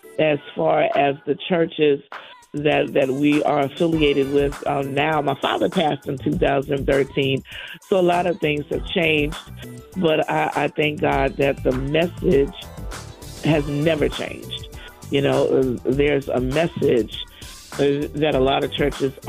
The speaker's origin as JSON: {"language": "English", "region": "South Carolina", "country": "United States", "tie": "born or raised there", "also_born_or_lived": "Boston, Massachusetts", "said": "we moved from Boston to South Carolina in the 70s. And I was a young child"}